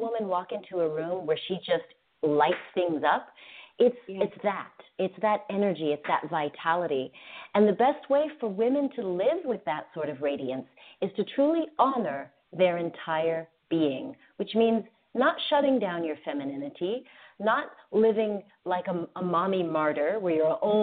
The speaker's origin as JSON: {"language": "English", "country": "United States", "tie": "born or raised there", "said": "growing up in America"}